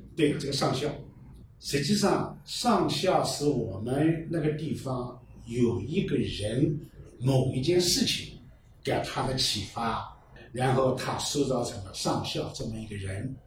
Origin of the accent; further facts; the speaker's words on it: Fuyang, Zhejiang, China; 我出生在三里